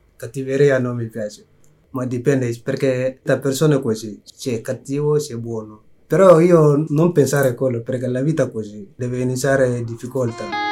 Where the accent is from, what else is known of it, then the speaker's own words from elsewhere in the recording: Mali; Italian is a second language; also born or lived in Algeria / Libya; now in Milan, Italy; sono maleano è arrivato in Italia nel 2014 dicembre. Prima di arrivare qua è uscito il mio paese con guerra